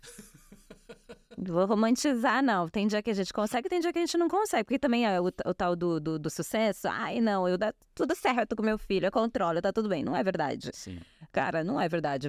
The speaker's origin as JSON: {"language": "Portuguese", "country": "Brazil"}